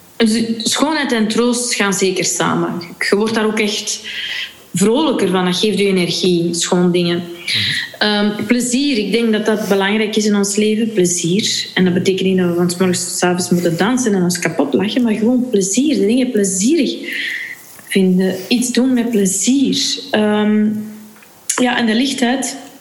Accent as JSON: {"language": "Dutch", "region": "Flanders", "country": "Belgium", "said": "als Vlaming"}